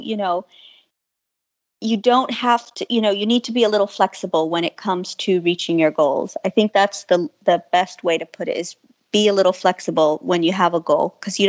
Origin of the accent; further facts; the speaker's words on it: San Antonio, Texas, United States; I'm from San Antonio, Texas.